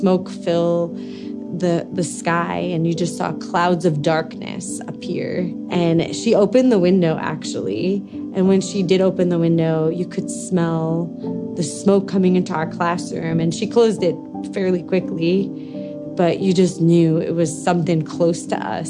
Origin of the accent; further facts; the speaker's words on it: Long Island, New York, United States; moved away; I grew up on Long Island, New York, just miles outside of New York City